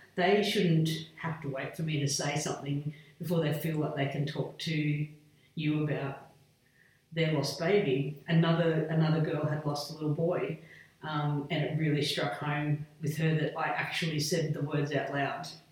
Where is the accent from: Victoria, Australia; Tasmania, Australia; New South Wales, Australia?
New South Wales, Australia; Hillston; moved away as an adult; also born or lived in Wagga Wagga / Port Augusta; now in Dubbo, Australia; I was brought up in Hillston, so Western New South Wales, very remote